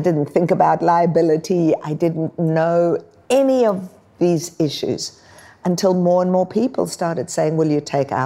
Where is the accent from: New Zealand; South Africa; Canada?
South Africa; now in Australia; I was born in South Africa